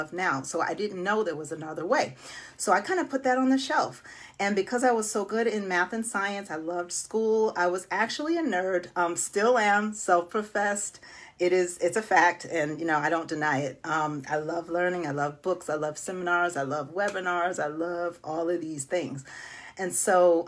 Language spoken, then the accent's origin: English; Buffalo, New York, United States; moved away; I am originally from Buffalo, New York. Yes, snowy Buffalo